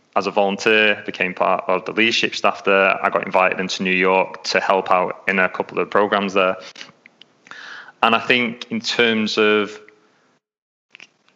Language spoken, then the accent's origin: English; England, United Kingdom; accent: English; moved away as an adult; now in Melbourne, Australia; I was going out there from England, because as you can tell, I'm English, I'm not Australian, so I've got an English accent